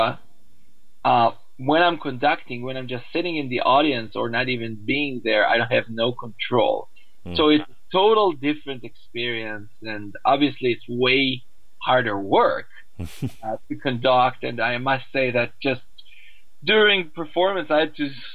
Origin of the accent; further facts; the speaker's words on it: Israel; I grew up in Israel